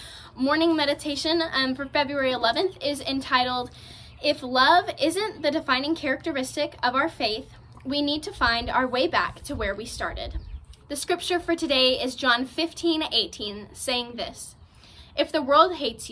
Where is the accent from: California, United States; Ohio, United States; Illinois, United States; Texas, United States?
Texas, United States; San Marcos; I am from San Marcos, Texas